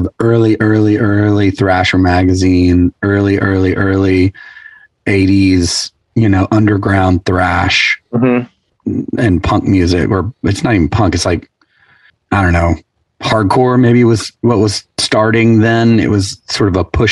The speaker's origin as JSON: {"language": "English", "region": "East Tennessee", "country": "United States", "tie": "born or raised there", "said": "I grew up in East Tennessee"}